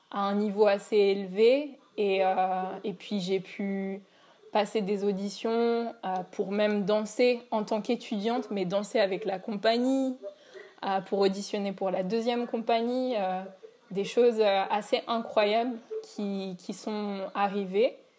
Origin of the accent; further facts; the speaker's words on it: Paris, Île-de-France, France; moved away as an adult; also born or lived in New York; donc j'habite à Paris et je suis née à Paris